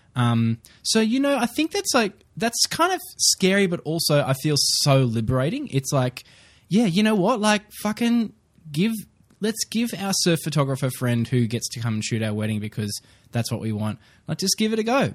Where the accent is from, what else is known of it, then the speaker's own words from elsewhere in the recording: Queensland, Australia; I'm a Queenslander.